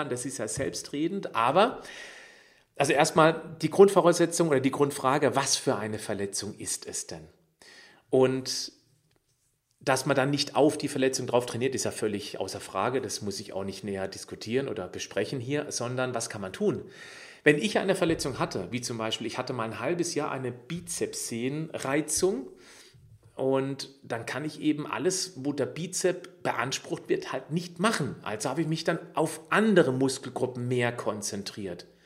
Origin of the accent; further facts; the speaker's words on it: Freiburg, Baden-Württemberg, Germany; Gott sei Dank hier in Freiburg, in, meinem, in meiner Heimatstadt.